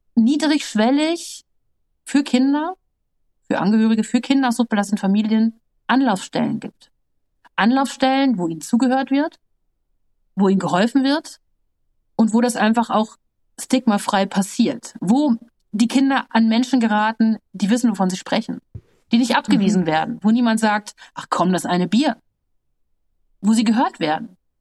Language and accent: German; North Rhine-Westphalia, Germany; ich bin ein Landkind, ne, ich bin schön in Westfalen auf dem Land groß geworden